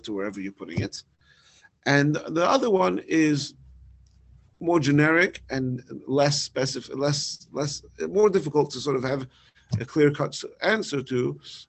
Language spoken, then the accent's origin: English; London, United Kingdom; moved away; in my hometown in London